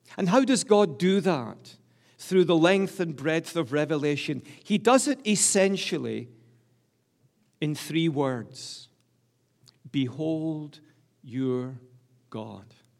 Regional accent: Glasgow, Scotland, United Kingdom; I'm a Scot from the top of my head to the soles of my feet. Please don't think I'm English. I'm from the great city of Glasgow, the largest city in Scotland

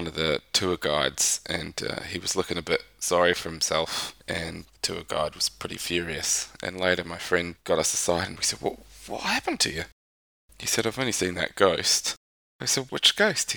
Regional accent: Dunedin, Otago, New Zealand; moved away; where I grew up back in New Zealand, Dunedin.

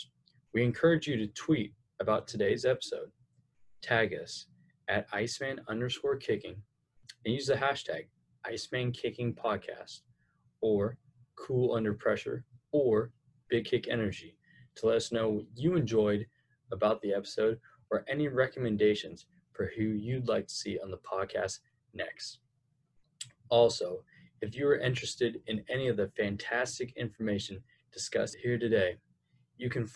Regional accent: California, United States; being from California

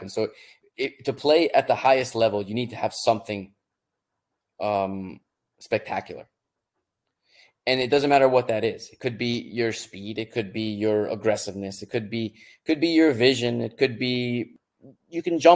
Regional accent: Florida, United States; moved away as an adult; also born or lived in Sweden; now in Germany; I grew up in Florida

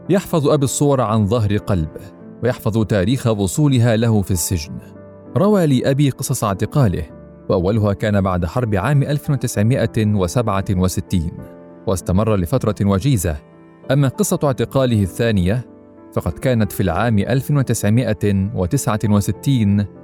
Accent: Palestine; also born or lived in Beirut, Lebanon; انا الفلسطيني المولود في بيروت من اب قضى جل عمره بين السجون والمنفى وام فلسطينيه ولدت لاجئه في لبنان انا المتنقل بين عواصم الارض وسائح في الشتات من لبنان لسوريه لليمن لتونس لمصر وانتهاء بغزه

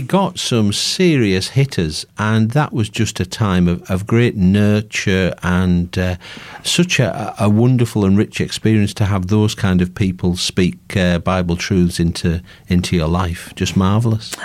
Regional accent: Workington, North West England, United Kingdom; I'm from Workington, just nearby.

